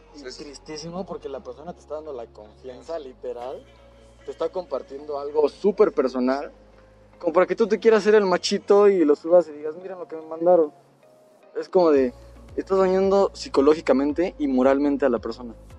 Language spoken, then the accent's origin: Spanish; Mexico; soy mexicano